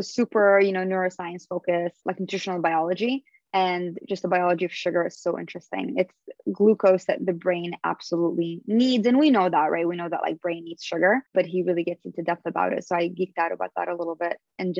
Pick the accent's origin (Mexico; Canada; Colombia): Canada; And we have like a special connection also, just both being Canadian and him being half Lebanese.